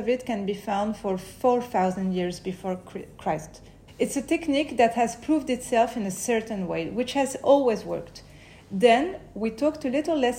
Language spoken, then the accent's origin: English; Paris, Île-de-France, France; I grew up in Paris, where I still live today